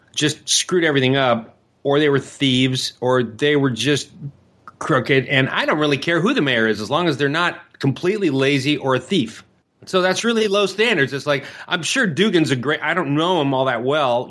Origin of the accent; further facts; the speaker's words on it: Detroit, Michigan, United States; I grew up actually on the west side of Detroit when I was a kid at Six and Livernois